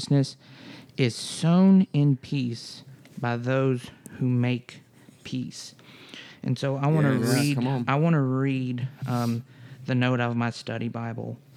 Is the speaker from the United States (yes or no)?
yes; United States; as an American, as a citizen of the United States